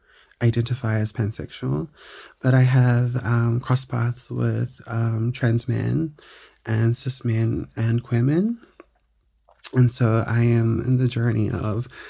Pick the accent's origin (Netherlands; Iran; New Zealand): New Zealand; Auckland; born and raised in beautiful South Auckland.